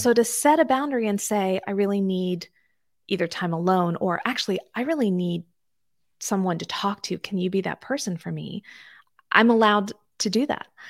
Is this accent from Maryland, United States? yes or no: yes; D.C., Maryland, United States; born or raised there